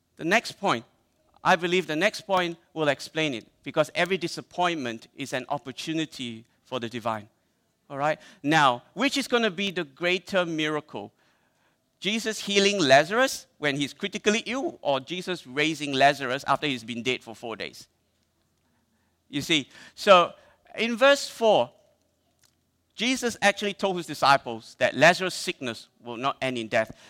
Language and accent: English; Malaysia; I'm Malaysian